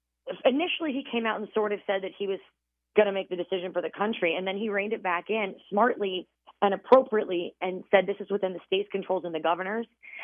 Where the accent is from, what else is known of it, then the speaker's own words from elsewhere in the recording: Pennsylvania, United States; I'm from Pennsylvania, and the neighboring state to Pennsylvania is Delaware.